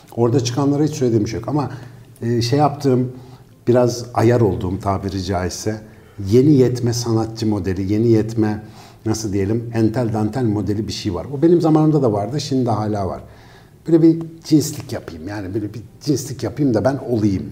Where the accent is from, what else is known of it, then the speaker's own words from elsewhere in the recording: Ankara, Turkey; benim büyüdüğüm yerde mesela Ankara Etlik'te